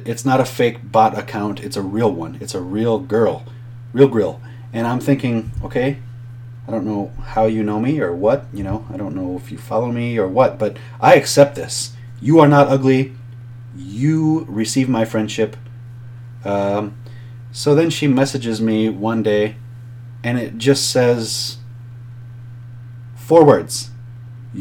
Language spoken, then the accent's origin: English; Minnesota, United States; I was from Minnesota